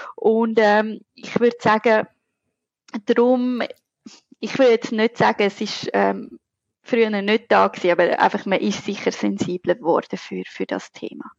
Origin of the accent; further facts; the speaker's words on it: Zurich, Switzerland; accent: Zurich dialect; ihr hört es an meinem charmanten Akzent, also Dialekt, ich bin Zürcherin